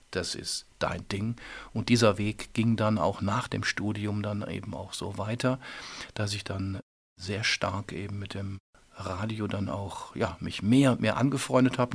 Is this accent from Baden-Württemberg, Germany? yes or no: no; Remscheid, North Rhine-Westphalia, Germany; da bin ich schon äh, groß geworden mit sehr viel Regen, mit sehr viel naja, wo die kleinen Kinder mit Regenschirm geboren werden, bergisches Land